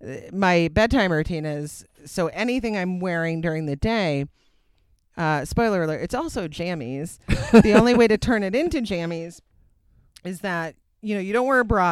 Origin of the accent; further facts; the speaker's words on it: Simsbury, Connecticut, United States; It was awesome in my hometown.